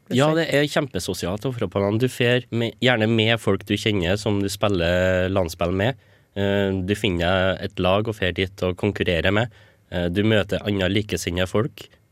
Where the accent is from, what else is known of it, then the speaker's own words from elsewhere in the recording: Stjørdal, Trøndelag, Norway; moved away as an adult; now in Trondheim, Norway; Jeg var ny på NTNU, eller i Trondheim generelt, for jeg kommer fra Stjørdal